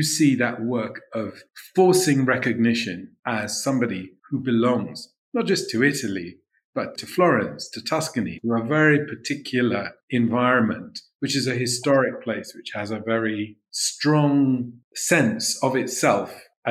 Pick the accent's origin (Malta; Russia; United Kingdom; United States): United Kingdom; London; I was born in London